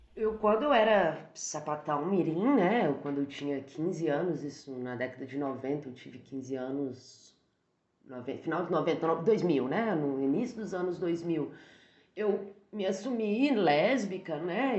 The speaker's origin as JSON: {"language": "Portuguese", "town": "Barbacena", "region": "Minas Gerais", "country": "Brazil", "tie": "born or raised there", "moved": "yes", "said": "eu cresci, né? Assim, saí de Barbacena e comecei a experimentar a vida em outros lugares"}